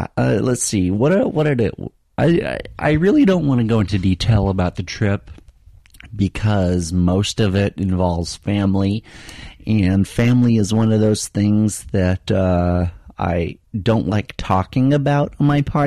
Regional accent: Utah, United States; moved away; I spent a week in my home state, the state where I grew up, the state that produced me.

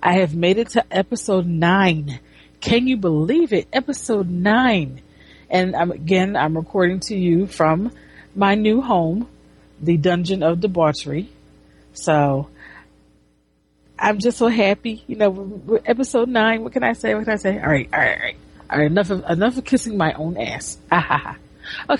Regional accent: United States; I'm an American

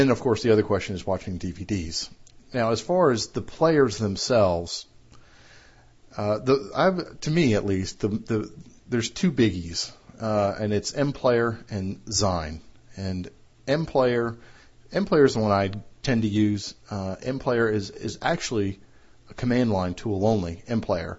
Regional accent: United States; my home country of the U.S.

